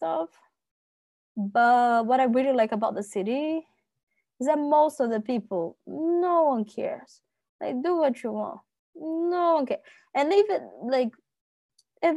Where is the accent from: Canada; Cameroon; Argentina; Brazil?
Brazil; moved away as an adult; now in Netherlands; being Brazilian